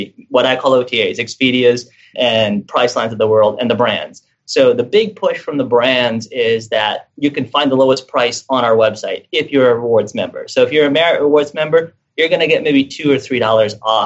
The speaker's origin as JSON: {"language": "English", "country": "Philippines", "said": "I'm from the Philippines"}